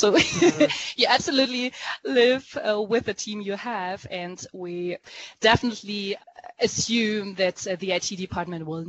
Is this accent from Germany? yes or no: yes; Germany; I was born in Germany and I'm half French.